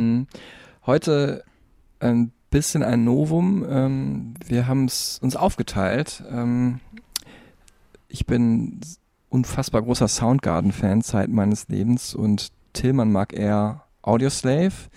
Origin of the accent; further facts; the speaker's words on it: Dortmund, North Rhine-Westphalia, Germany; in meiner Heimatstadt Dortmund